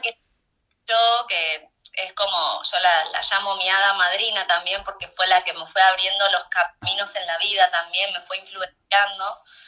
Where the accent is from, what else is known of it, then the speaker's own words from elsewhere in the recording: Mar del Plata, Buenos Aires Province, Argentina; moved away as an adult; cuando terminé la escuela me fui de mi ciudad natal, que es Mar del Plata, me fui, vine a Buenos Aires